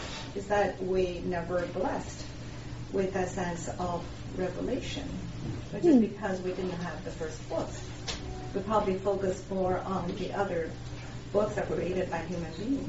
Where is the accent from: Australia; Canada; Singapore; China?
China; Beijing; moved away as an adult; also born or lived in Japan; I'm from China, from Beijing.